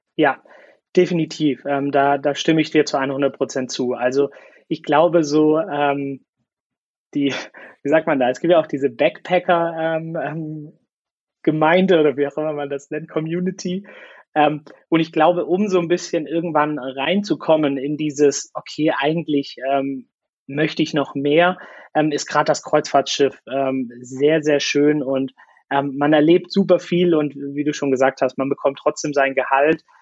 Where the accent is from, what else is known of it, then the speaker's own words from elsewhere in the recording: Swabia, Germany; ich fühle mich als Deutscher, ja, und auch als Schwabe und ich bin gerne hier